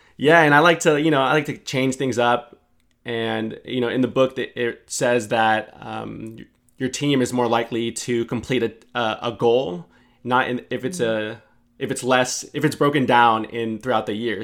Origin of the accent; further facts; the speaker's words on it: San Francisco, California, United States; me growing up in San Francisco